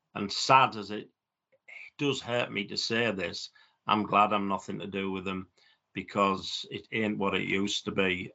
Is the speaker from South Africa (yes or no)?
no; Middlesbrough, North East England, United Kingdom; a fellow person from my hometown, Brian Clough